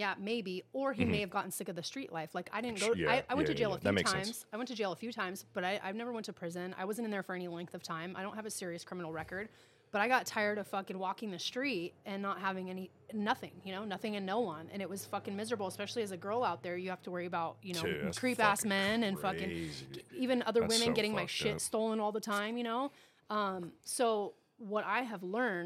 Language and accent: English; El Cajon, California, United States; moved away as an adult; also born or lived in Grants Pass, Oregon; I'm born and raised in El Cajon